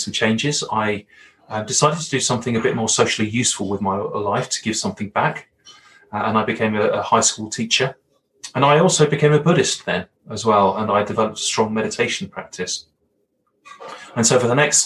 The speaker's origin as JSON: {"language": "English", "town": "Brighton", "region": "South East England", "country": "United Kingdom", "tie": "born or raised there", "accent": "Hollywood villain accent", "moved": "as an adult", "lives_now": "Alberta, Canada", "said": "I grew up in a small city in England called Brighton, which is on the south coast, about an hour's journey from London"}